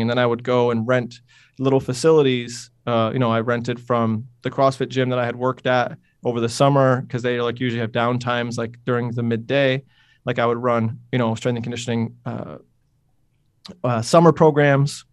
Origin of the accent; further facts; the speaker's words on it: Utica, New York, United States; moved away as an adult; also born or lived in Ithaca, New York / Brooklyn, New York; I grew up in Utica, New York, which is a small city-ish, uh, in the center, literally in the center of New York State